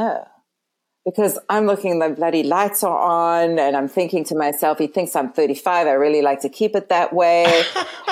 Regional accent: Canada; moved away as an adult; also born or lived in California; I'm Canadian and I had to go back to Canada

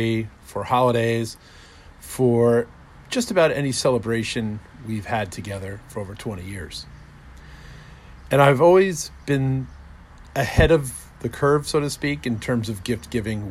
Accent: New Jersey, United States; growing up in New Jersey

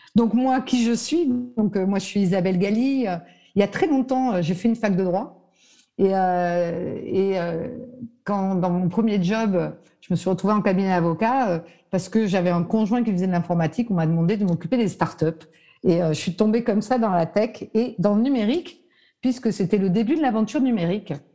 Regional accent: Nice, Provence-Alpes-Côte d'Azur, France; je suis niçoise à la base

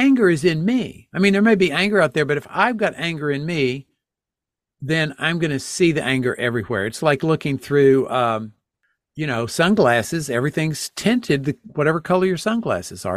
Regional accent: Texas, United States; now in Connecticut, United States; I grew up in Texas

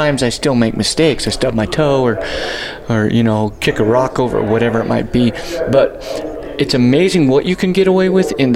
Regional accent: New Mexico, United States; now in Colorado, United States; none of us are really native Coloradans because I'm from New Mexico.

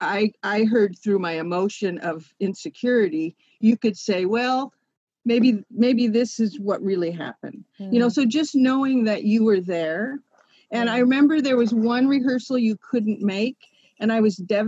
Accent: West Coast, United States; I was from the West Coast

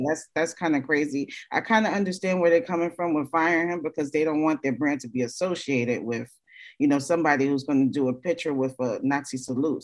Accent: New York City, New York, United States; I'm from Brooklyn too

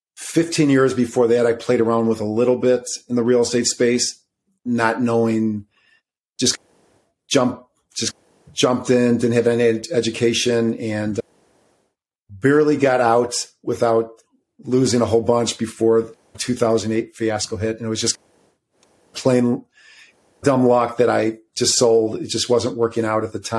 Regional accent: suburbs of Chicago, Illinois, United States; I'm from Illinois, by the way, suburbs of Chicago

